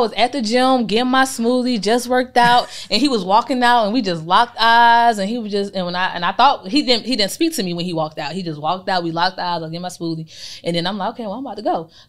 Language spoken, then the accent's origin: English; Chicago, Illinois, United States; I'm from Chicago. Oh, you know what I'm saying? So all my family's still up there.